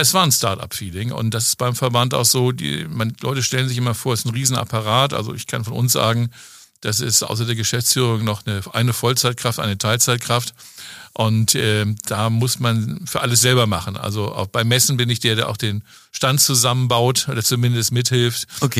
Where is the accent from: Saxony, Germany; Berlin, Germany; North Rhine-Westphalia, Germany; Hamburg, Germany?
Hamburg, Germany; moved away as an adult; in meiner Heimatstadt. Ich komme aus Hamburg